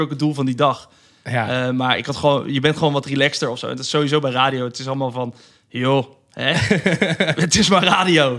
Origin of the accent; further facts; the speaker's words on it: Rotterdam, South Holland, Netherlands; ik kom uit Rotterdam